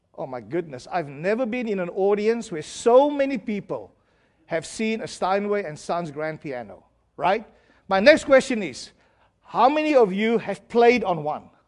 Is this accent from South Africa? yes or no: yes; South Africa; I'm from South Africa